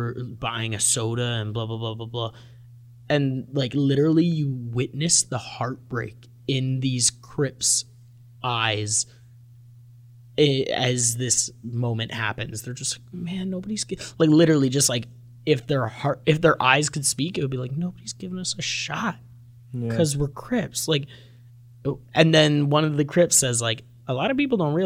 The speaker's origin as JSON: {"language": "English", "country": "Canada", "said": "we're Canadian"}